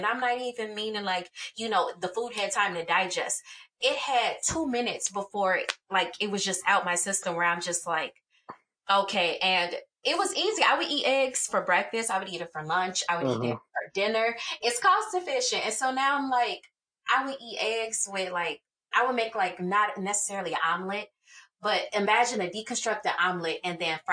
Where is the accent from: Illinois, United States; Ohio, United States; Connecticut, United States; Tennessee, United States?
Illinois, United States; Chicago; I'm from the south side of Chicago, but then it's like I moved around so much